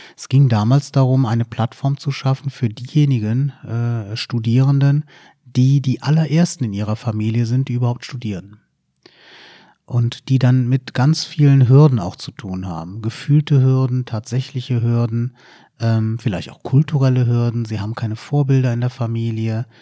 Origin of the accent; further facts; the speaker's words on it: Düren, North Rhine-Westphalia, Germany; moved away as an adult; now in Giessen, Germany; ich bin in Düren bei Aachen okay, geboren